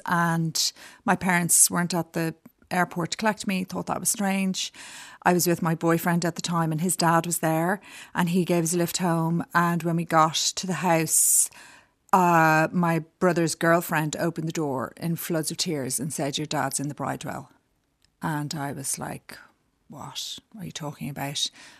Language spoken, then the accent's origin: English; Dublin, Leinster, Ireland; moved away as an adult; also born or lived in New York / Westmeath; I grew up in Dublin. I was born here and I grew up in the Chester Beatty Library in Shrewsbury Road. First, we were in Blackrock and then we moved to the Chester Beatty when I was about seven, I think.